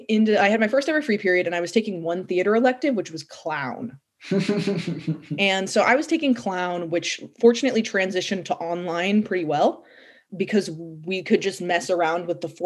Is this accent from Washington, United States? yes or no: no; California, United States; born there; also born or lived in New York; So I was born in California, and I started kindergarten in New York at a Waldorf school.